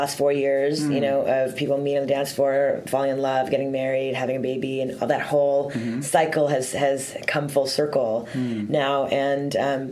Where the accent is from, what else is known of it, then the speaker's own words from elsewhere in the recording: Montreal, Quebec, Canada; I'm from, born and raised in Montreal.